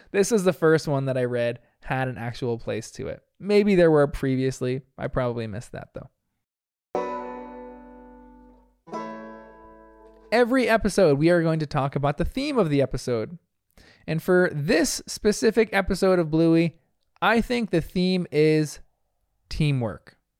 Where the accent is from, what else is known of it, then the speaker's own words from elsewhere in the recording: New Jersey, United States; I'm from New Jersey, where we speak proper English